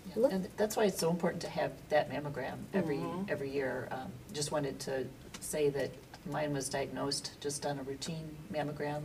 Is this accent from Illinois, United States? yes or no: yes; Aurora, Illinois, United States; I am a lifelong resident of Aurora